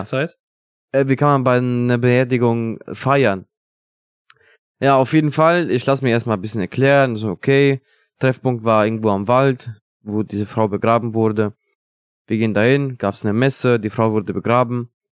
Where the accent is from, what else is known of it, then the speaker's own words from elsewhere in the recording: Italy; German is a second language; now in Germany; bei uns in Italien